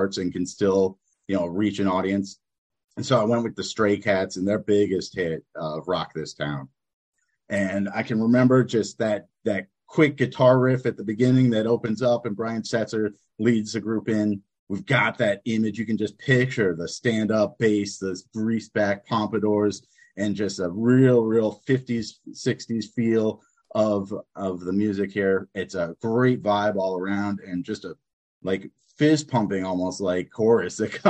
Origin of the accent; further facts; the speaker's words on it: New Jersey, United States; now in Hanoi, Vietnam; from New Jersey, currently in Hanoi, Vietnam